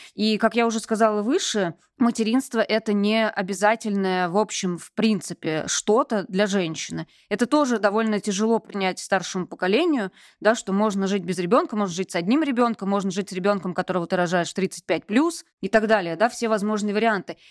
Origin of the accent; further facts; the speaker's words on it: Vladimir, Vladimir Oblast, Russia; also born or lived in Moscow; now in Saint Petersburg, Russia; Я сама из провинции, родилась и выросла во Владимире